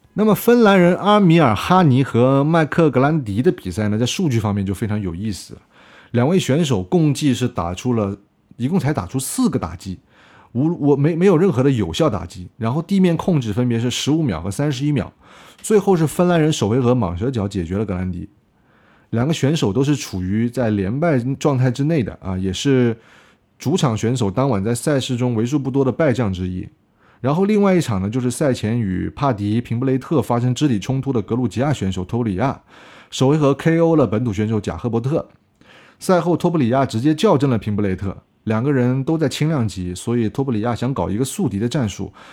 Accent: China; 我们国家中国力量

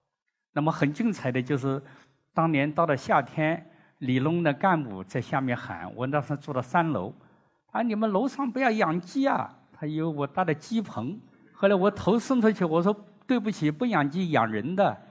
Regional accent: China; 我们中国人

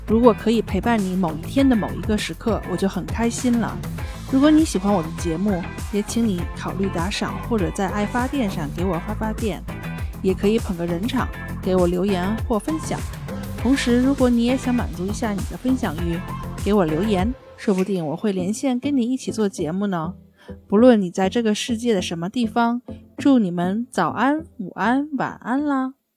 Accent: China; 作为中国人来讲

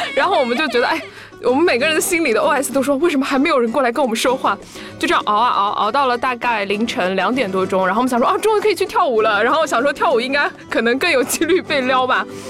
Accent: China; 我们是中国人

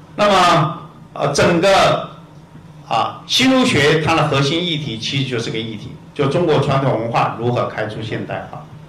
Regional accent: Taiwan; 我们台湾人

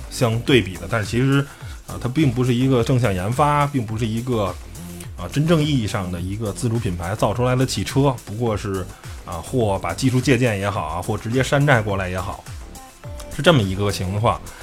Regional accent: China; 作为一个汽车媒体的从业者，作为一个中国人

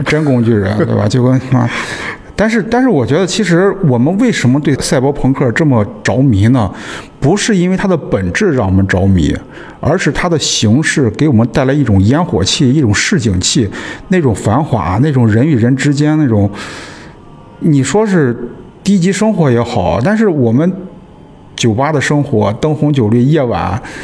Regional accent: Qingdao, Shandong, China; 然后青岛人，我们青岛人自己给它拆掉了

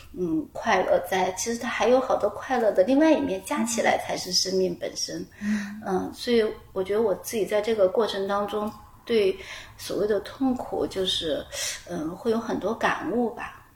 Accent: Chongqing, China; 因为我是重庆人 我们家门口呢，就有很多很多的竹林

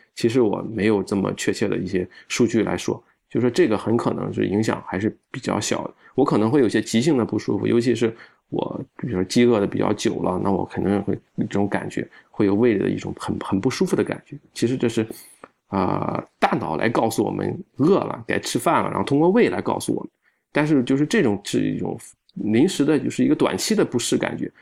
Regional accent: Shandong, China; 我们山东人

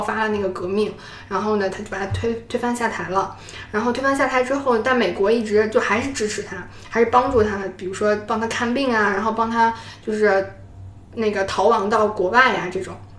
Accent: China; 我是从中国来的

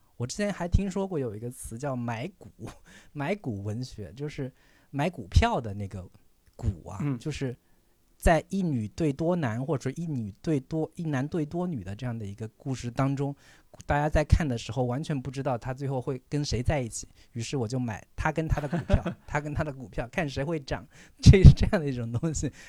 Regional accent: southern China, China; 我作为一个南方人

